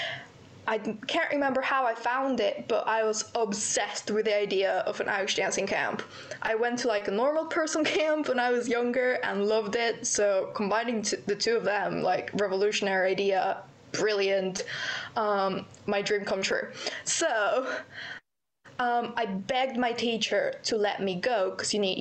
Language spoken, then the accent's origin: English; Querétaro, Mexico; moved away as an adult; now in United Kingdom; I am from Querétaro. It's not a very well-known place.